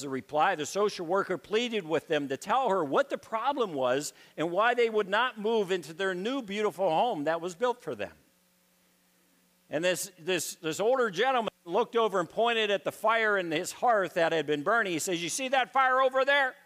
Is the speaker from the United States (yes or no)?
yes; Pittsburgh, Pennsylvania, United States; I grew up in Pittsburgh, Pennsylvania. I grew up inner city.